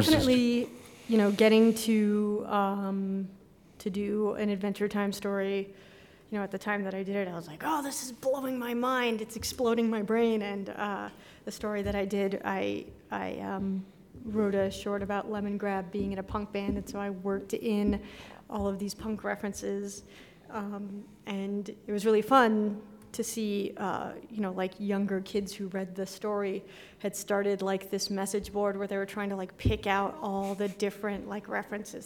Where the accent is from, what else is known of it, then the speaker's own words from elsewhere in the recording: Santa Fe, New Mexico, United States; moved away as an adult; also born or lived in Boston; when I was growing up in New Mexico